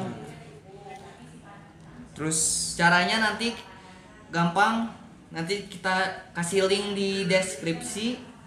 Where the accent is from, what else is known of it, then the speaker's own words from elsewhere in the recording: Bandung, West Java, Indonesia; karena kita orang Bandung ya